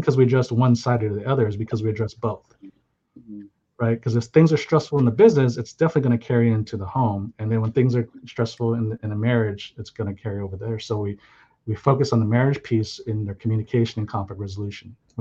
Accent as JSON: {"language": "English", "town": "San Jose", "region": "California", "country": "United States", "tie": "born or raised there", "also_born_or_lived": "Hawaii", "said": "I grew up in Silicon Valley"}